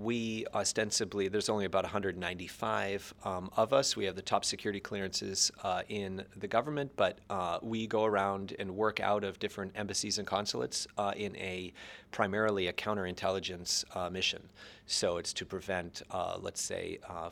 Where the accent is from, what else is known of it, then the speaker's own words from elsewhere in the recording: Barrington, New Hampshire, United States; moved away as an adult; also born or lived in Poland / China; I'm originally from New Hampshire, from Barrington, New Hampshire.